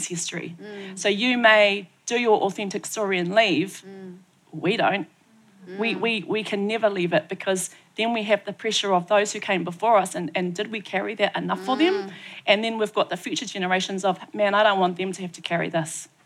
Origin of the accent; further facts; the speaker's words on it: Tauranga, Bay of Plenty, New Zealand; moved away; I grew up in Tauranga